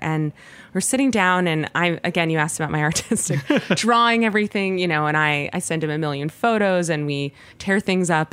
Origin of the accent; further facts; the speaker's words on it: Los Angeles, California, United States; moved away as an adult; now in New York City, United States; I grew up born and raised in Los Angeles